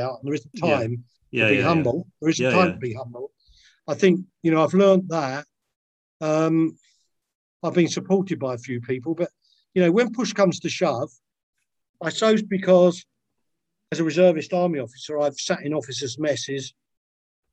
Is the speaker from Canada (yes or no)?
no; London, United Kingdom; I was from Lewisham